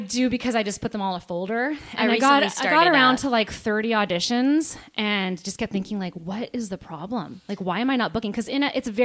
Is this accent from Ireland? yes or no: no; just outside of Vancouver, BC, British Columbia, Canada; moved away as an adult; also born or lived in California / Los Angeles, United States; I was born in California, but raised in mostly in just outside of Vancouver, BC.